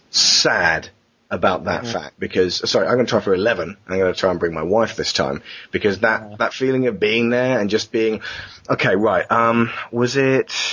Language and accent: English; England, United Kingdom; we come from England where everyone pushes